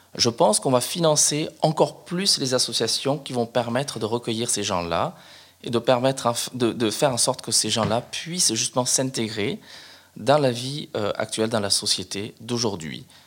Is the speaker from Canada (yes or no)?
no; Cambodia; now in France; là d'où je viens, exactement, ça s'appelle le Cambodge